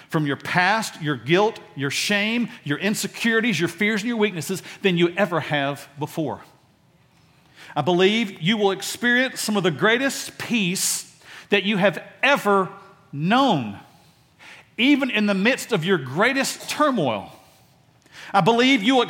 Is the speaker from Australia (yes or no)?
no; Dallas, Texas, United States; I grew up in Oak Cliff